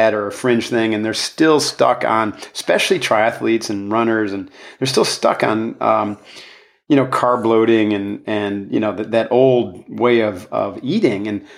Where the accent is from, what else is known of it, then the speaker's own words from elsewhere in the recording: New York, United States; Upstate New York. North. Yep. Yeah, like north of Albany by several hours.